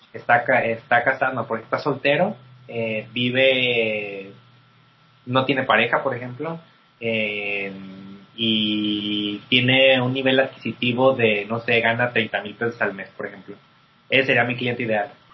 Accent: Mexico; como mexicanos

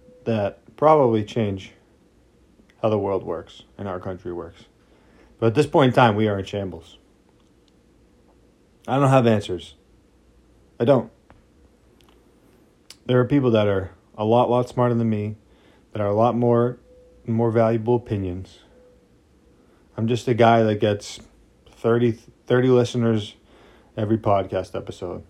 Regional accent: United States; we're American people

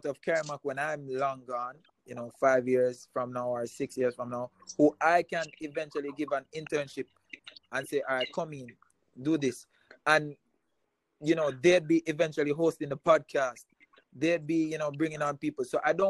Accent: Montego Bay, Saint James, Jamaica; He went to Cornell College. We're from Montego Bay.

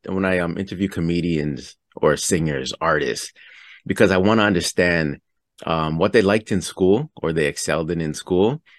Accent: Toronto, Ontario, Canada; I'm from Toronto, Canada.

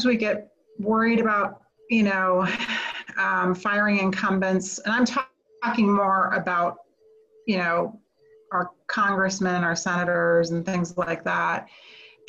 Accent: United States; I as an American

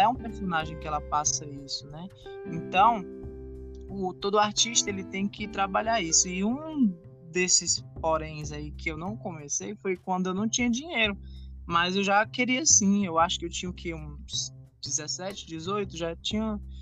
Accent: Fortaleza, Ceará, Brazil; Eu sou de Fortaleza, Ceará, sou artista independente

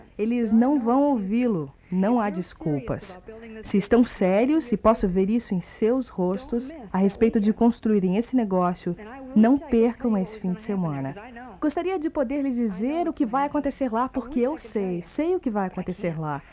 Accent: Kenosha, Wisconsin, United States; now in Florida, United States; eu sou de Kenosha, Wisconsin

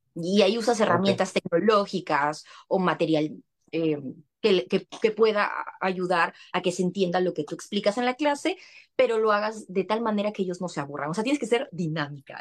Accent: Lima, Peru; moved away as an adult; now in United States; yo soy de Perú, eh, nací en Lima, pero tengo familia en Trujillo y en Piura, que son provincias de mi país

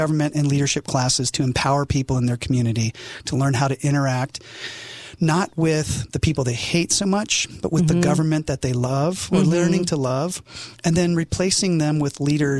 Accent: South Korea; also born or lived in England / Japan; now in United States; I didn't grow up in America. I was born in England, raised in Korea, served in Japan my entire Air Force career.

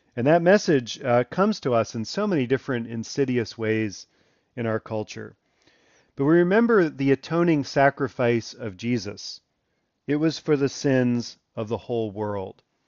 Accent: Elkridge, Maryland, United States; moved away; I grew up in Elkridge, Maryland, first number of years of my life

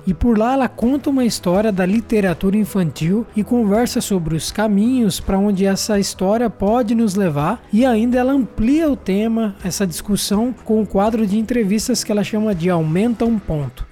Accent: Sarapuí, São Paulo, Brazil; eu sou natural do interior de São Paulo, uma cidadezinha chamada Sarapuí, e cresci sempre no interior

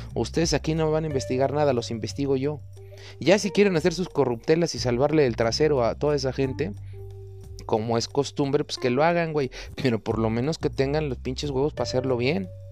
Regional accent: Mexico; como mexicanos

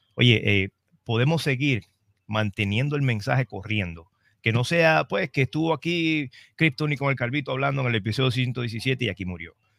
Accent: Trujillo Alto, Puerto Rico; vengo de Trujillo Alto

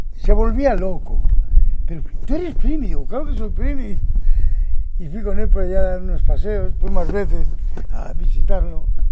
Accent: Astorga, Castile and León, Spain; yo soy de Astorga

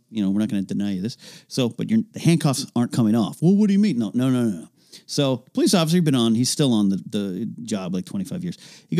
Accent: Central Coast, California, United States; born or raised there; moved away

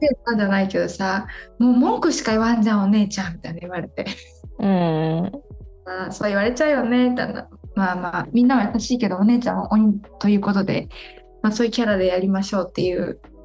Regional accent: Japan; first language Japanese; also born or lived in Brazil; 日本で生まれ育ったんだけど

